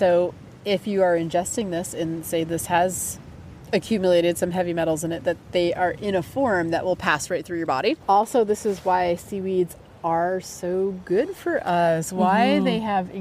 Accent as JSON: {"language": "English", "region": "New Hampshire", "country": "United States", "tie": "born or raised there", "said": "I grew up in New Hampshire"}